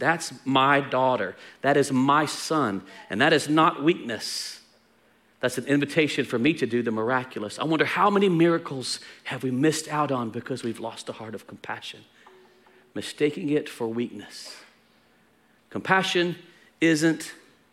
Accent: Texas, United States; We're Texan

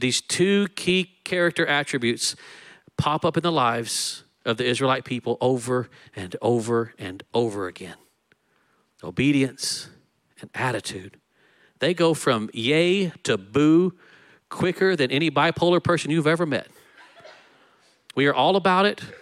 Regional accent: Texas, United States; I'm Texan.

